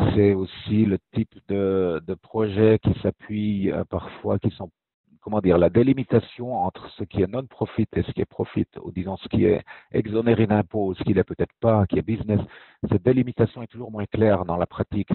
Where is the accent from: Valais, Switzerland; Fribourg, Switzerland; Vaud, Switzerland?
Fribourg, Switzerland; moved away; also born or lived in German-speaking Switzerland; je suis né à Fribourg, en fait. Je suis suisse romand, mais j'ai passé déjà plus de la moitié de ma vie en Suisse allemande